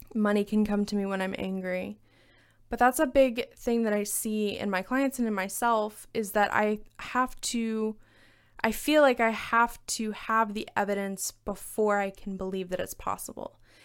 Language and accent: English; Alabama, United States; moved away; my home state of Alabama.